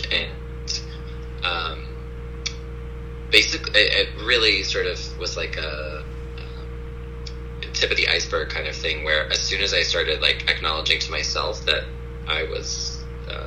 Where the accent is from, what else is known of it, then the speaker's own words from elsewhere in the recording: rural Tennessee, United States; moved away; also born or lived in Midwest; where I grew up in the South, in rural Tennessee